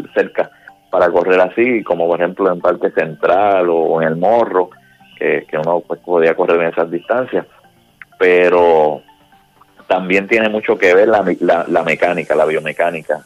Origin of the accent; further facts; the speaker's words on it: Puerto Rico; now in Florida, United States; somos boricuas